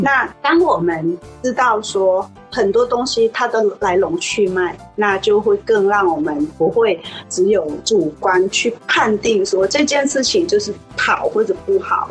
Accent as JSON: {"language": "Chinese", "country": "Thailand", "tie": "born or raised there", "first_language": "Thai", "second_language": "Chinese", "moved": "as an adult", "lives_now": "Kaohsiung, Taiwan", "said": "我们住在泰国，大部分我们都是用泰文"}